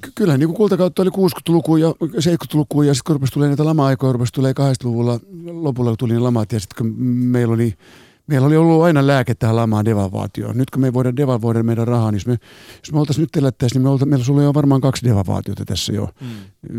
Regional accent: Helsinki, Uusimaa, Finland; kun mä oon helsinkiläinen, katu- katu- kadulla kasvanut nuori

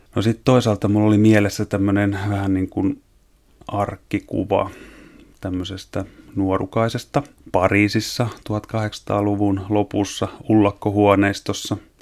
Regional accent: Eastern Finland, Finland; moved away; mähän oon viettänyt lapsuuteni tuolla Itä-Suomessa semmoisen Tiuruniemen tuberkuloosi parantolan kupeessa

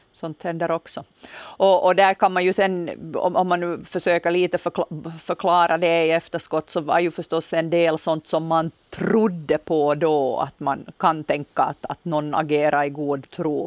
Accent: Nykarleby, Ostrobothnia, Finland; now in Jakobstad, Finland; på mig hörs höser garanterat inte att jag är från Österbotten

